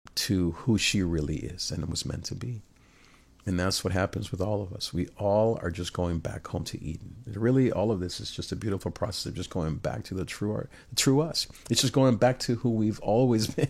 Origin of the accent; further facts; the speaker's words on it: Nicaragua; I'm from Nicaragua